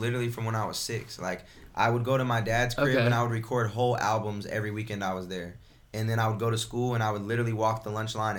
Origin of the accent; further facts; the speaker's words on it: Bloomington, Illinois, United States; Bloomington, Illinois.